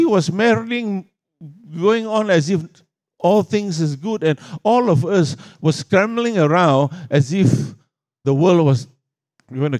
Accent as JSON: {"language": "English", "country": "Australia", "said": "I come from Australia"}